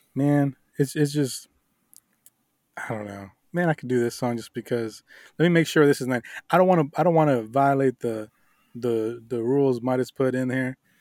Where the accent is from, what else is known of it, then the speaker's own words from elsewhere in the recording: Miami, Florida, United States; I grew up in Miami.